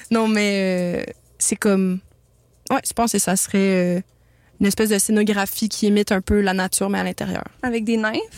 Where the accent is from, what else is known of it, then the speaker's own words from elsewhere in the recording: Montreal, Quebec, Canada; du Myland et du plateau Mont-Royal dans le temps que mes parents, ils pouvaient se le payer.